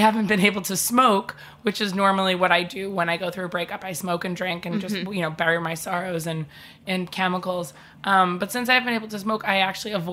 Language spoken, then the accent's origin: English; New York, United States; We're from New York.